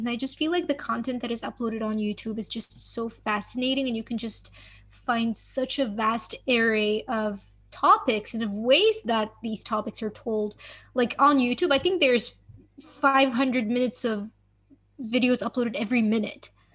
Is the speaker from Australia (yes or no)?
no; Morocco; moved away; I come from Morocco